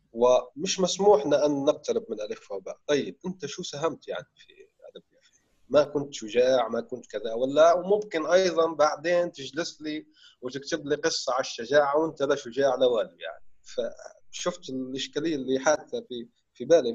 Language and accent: Arabic; Syria; now in Egypt; جداتنا بتحكي يعني قصص شعبية وعامية سورية حلوة جداً، ونحن عندنا يعني ثقافة الحكواتي